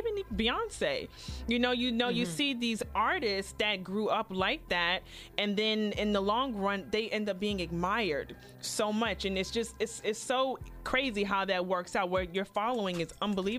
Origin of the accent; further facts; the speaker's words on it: New York City, New York, United States; also born or lived in Atlanta; now in Tampa, United States; I moved from Queens to Atlanta, and then from Atlanta to Tampa.